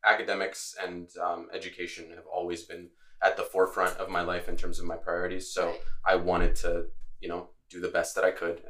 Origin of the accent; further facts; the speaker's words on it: Latvia; now in Gainesville, United States; I'm originally from Latvia. It's a country in the Northeast Europe, northeastern part of Europe, I should say. So I grew up speaking Latvian, Russian, and English.